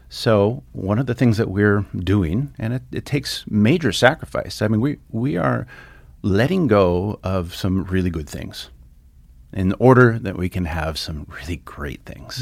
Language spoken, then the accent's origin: English; Santa Barbara, California, United States; now in Stevensville, United States; I grew up in, uh, Southern California in, uh, sunny Santa Barbara